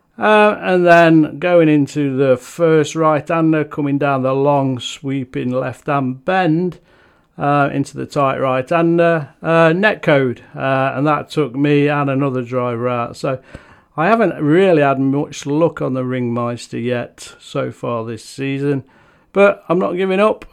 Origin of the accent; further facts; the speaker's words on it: Nottingham, East Midlands, United Kingdom; Nottingham city centre, my home town